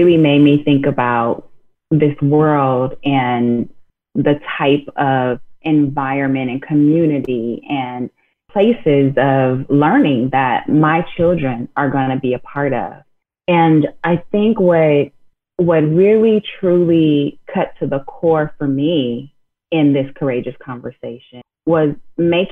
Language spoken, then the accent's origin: English; Inglewood, California, United States; growing up in Inglewood, California